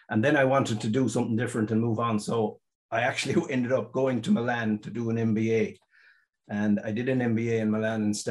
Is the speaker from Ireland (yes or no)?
yes; near Claremorris, County Mayo, Connacht, Ireland; I'm from Mayo, George. Not exact, not where we are now. Just um, a village the other side of Claremorris. Um, I grew up in a, one of these typical country crossroads places.